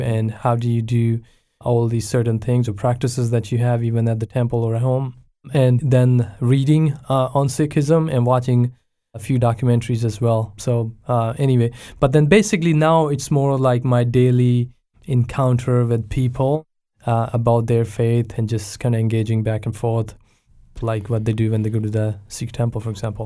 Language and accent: English; Pakistan; now in Abbotsford, Canada; I was born and raised in Pakistan